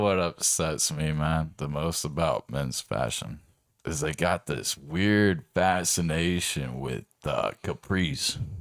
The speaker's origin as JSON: {"language": "English", "area": "Orange County", "region": "California", "country": "United States", "moved": "as an adult", "lives_now": "Arizona, United States", "said": "I moved out here from Orange County in two thousand nine."}